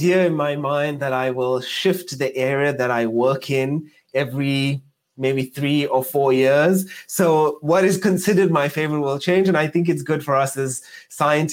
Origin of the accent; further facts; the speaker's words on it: Johannesburg, Gauteng, South Africa; moved away; I'm South African. So I started in South Africa, in Johannesburg, growing up in the south of Johannesburg